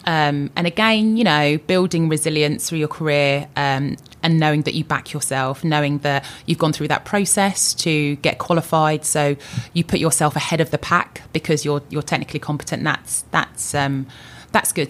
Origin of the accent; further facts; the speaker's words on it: Luton, East of England, United Kingdom; also born or lived in London; I was born in London. Um, I lived in London for a really short period of time and moved with my older sister, my mum, my dad, um, to Luton. I, I was brought, brought up in Luton